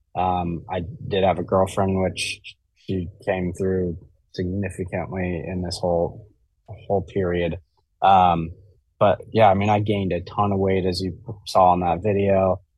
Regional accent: Jackson, Wyoming, United States; I grew up in Jackson Hole, Wyoming

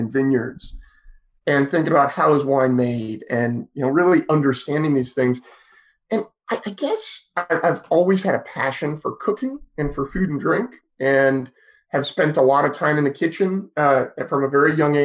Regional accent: Petaluma, California, United States; I grew up in Sonoma County, which is where I am today as well, in a town called Petaluma on the very southern end of Sonoma County

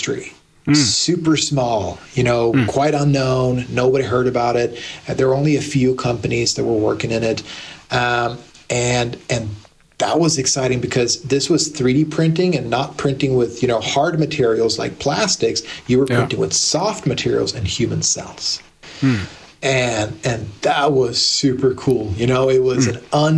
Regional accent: Blacksburg, Virginia, United States; moved away as an adult; now in Sweden; I moved permanently to Blacksburg and grew up there, went to high school, university

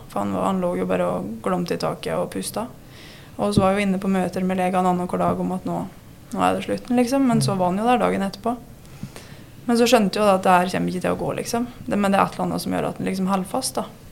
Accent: Vinstra, Innlandet, Norway; moved away; also born or lived in Fron; Jeg er fra Vinstra. Alle hvor er jeg egentlig fra, men ja, jeg sier jeg er fra Vinstra. Ja. Det er der jeg har vokst opp, i hvert fall.

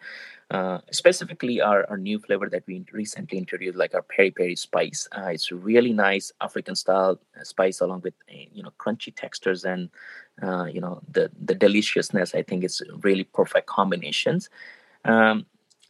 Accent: India; moved away; being an Indian, you know, grown up in India

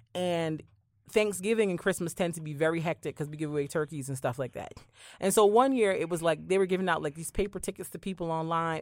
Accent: Barbados; moved away; I grew up in Barbados where church was very, very, the church I went to at least was very, very old-fashioned

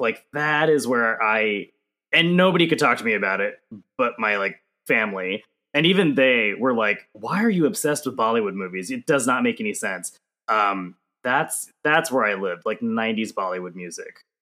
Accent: Johnson City, Tennessee, United States; moved away; I grew up in East Tennessee

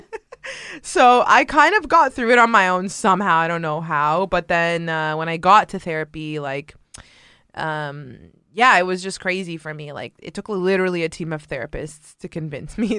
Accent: Mississauga, Ontario, Canada; I was born and raised in a suburb of Toronto, uh, Canada called Mississauga

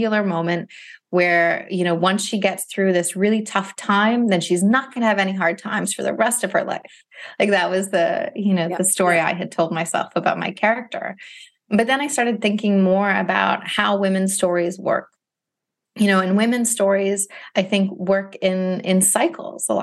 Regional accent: Ohio, United States; now in Philadelphia, United States; I'm from Ohio originally, too

